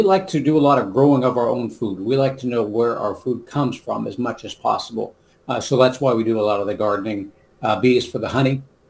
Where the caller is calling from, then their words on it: Licking, Missouri, United States; also born or lived in Texas; Licking, Missouri.